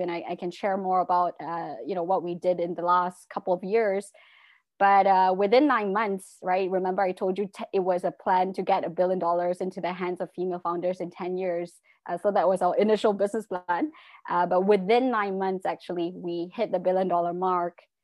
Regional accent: Malaysia; also born or lived in England; I'm originally from Malaysia and went to, uh, law school in England, came back to Malaysia

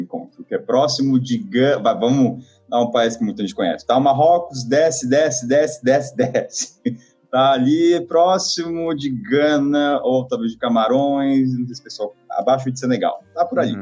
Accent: Taubaté, São Paulo, Brazil; Eu sou de Taubaté

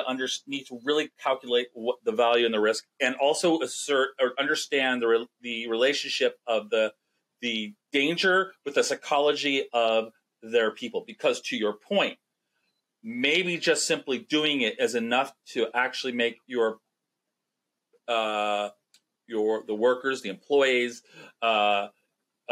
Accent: California, United States; we didn't have to go through those tornadoes things in California

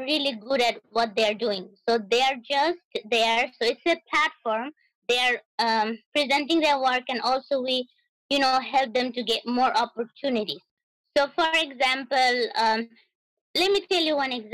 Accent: New York City, New York, United States; also born or lived in Dinajpur, Bangladesh / Boston; I grew up in Brooklyn, but I was born in Dinajpur, Bangladesh. But I haven't been to back home much because I came here with my family when I was like a preteen and like 11 years old

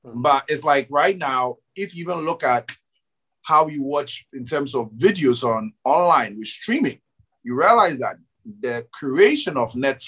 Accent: Ghana; for me as a Ghanaian

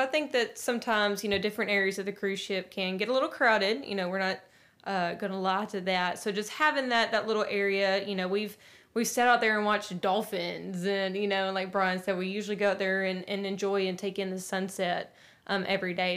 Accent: Nashville, Tennessee, United States; we are from Music City

